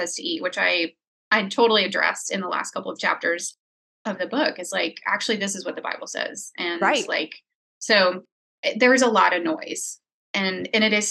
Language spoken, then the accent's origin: English; New Orleans, Louisiana, United States; I grew up in New Orleans